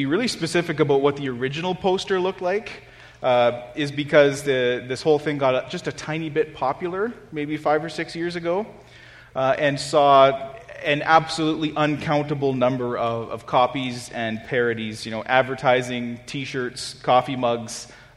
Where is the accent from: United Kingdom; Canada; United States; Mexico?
Canada; as Canadian Christians